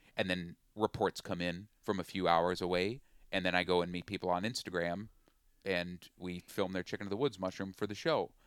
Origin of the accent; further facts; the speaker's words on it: Willmar, Minnesota, United States; also born or lived in Twin Cities, Minnesota; I'm from Wilmer, Minnesota